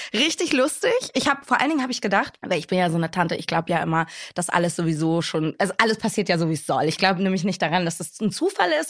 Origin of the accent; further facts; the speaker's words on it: Hamburg, Germany; ich bin aber Deutsche, ich bin hier geboren, ich bin hier groß geworden